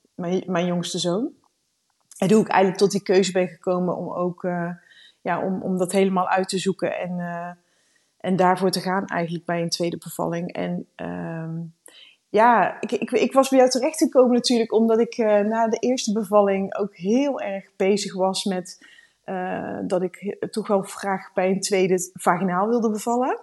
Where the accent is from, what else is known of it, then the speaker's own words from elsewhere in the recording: Randstad, Netherlands; moved away as an adult; now in Leerdam, Netherlands; We komen uit de Randstad. We zijn twee jaar geleden zijn we hier komen wonen